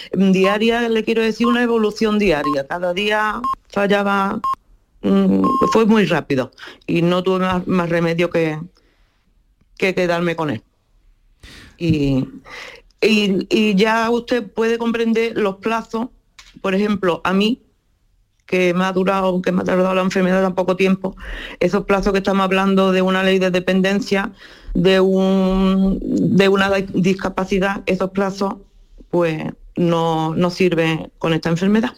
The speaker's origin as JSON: {"language": "Spanish", "area": "Huelva", "region": "Andalusia", "country": "Spain", "said": "soy de Huelva, ¿no? De Boyullo."}